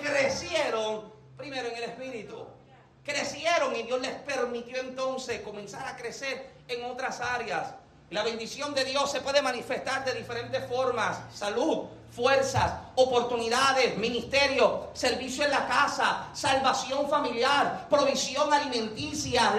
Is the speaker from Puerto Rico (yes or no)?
yes; Puerto Rico; como boricuas tenemos este pensamiento de que soy americano